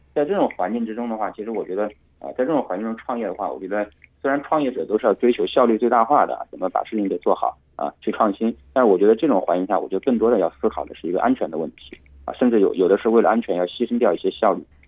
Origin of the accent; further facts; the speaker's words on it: Hunan, China; 因为湖南米粉是我家乡的食物啊